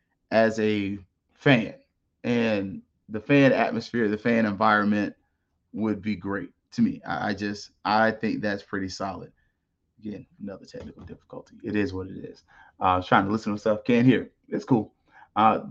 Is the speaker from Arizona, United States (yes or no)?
no; Florida, United States; I'm from Florida